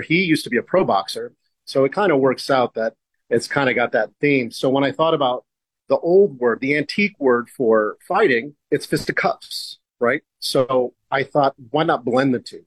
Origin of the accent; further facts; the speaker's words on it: California, United States; moved away as an adult; now in Portland, United States; I'm from California, so I know that uh, I'm one of those California transplants